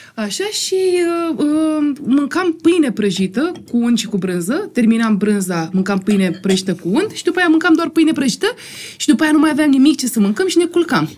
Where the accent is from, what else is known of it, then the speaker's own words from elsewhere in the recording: Constanța, Constanța County, Romania; moved away; eram din Constanța